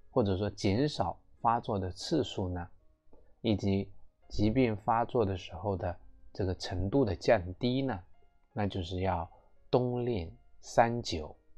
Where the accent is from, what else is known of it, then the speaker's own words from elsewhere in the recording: China; 我们中国人